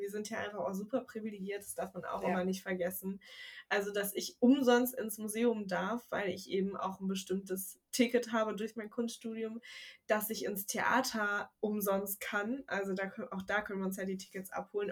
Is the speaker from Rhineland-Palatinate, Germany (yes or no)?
no; Wuppertal, North Rhine-Westphalia, Germany; moved away as an adult; now in Bremen, Germany; Ich komme ja aus Wuppertal